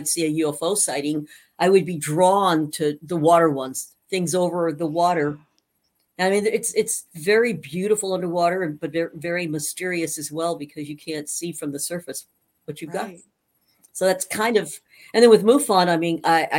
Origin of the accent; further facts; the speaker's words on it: Safford, Arizona, United States; moved away; also born or lived in Missouri; I grew up in Safford, Arizona, which is just, you know, a few miles north of Mexico, so way down in Graham County